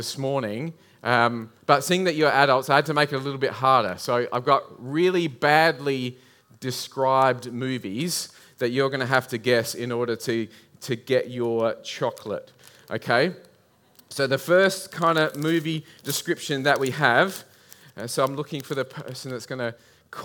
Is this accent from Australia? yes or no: yes; Adelaide Hills, South Australia, Australia; I grew up in the Adelaide Hills